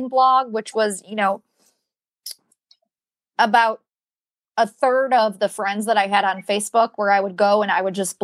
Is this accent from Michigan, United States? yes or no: yes; Michigan, United States; moved away; I'm from Michigan